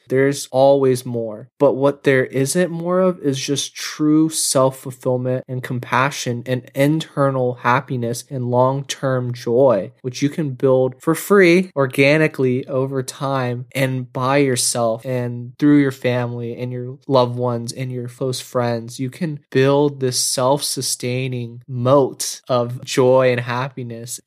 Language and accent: English; United States; growing up in America in a suburbial life